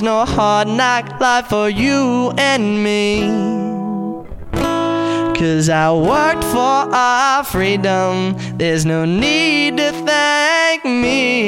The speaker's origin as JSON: {"language": "English", "region": "New Jersey", "country": "United States", "said": "I am from Southern New Jersey."}